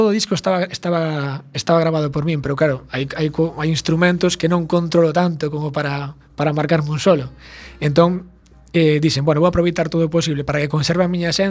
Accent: Carril, Galicia, Spain; also born or lived in Vigo / A Coruña / Ferrol; para Vigo e rematei agora en, bueno, en Ferrol, pero bueno, sendo de carril

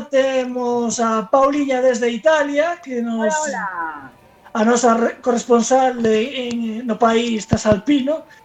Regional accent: A Coruña, Galicia, Spain; ainda que son coruñés

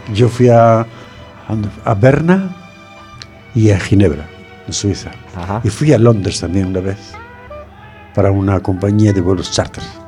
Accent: Fene, Galicia, Spain; mi pueblo, en Sillobre

